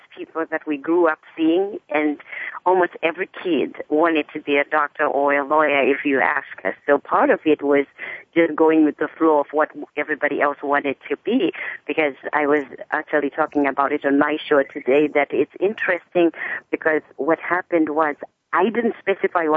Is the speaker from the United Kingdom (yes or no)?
no; Zimbabwe; I was born and raised in Zimbabwe